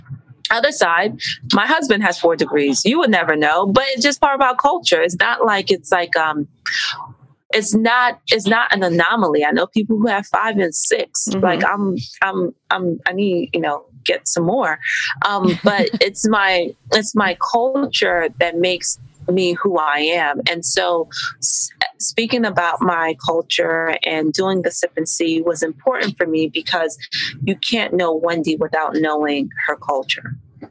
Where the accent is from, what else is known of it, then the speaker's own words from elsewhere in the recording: Nigeria; yes, I'm Nigerian, but it's my Nigerian culture and heritage that has pushed me to do all of these things simultaneously.